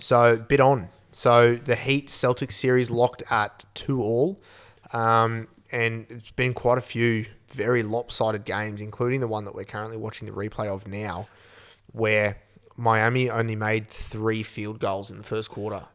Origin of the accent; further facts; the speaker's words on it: Australia; as an Aussie